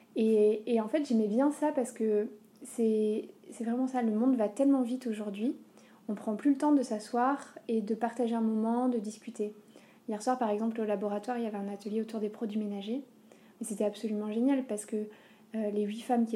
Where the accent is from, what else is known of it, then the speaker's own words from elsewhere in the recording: Aurillac, Auvergne-Rhône-Alpes, France; je suis, je suis d'Auvergne, je suis d'Aurillac.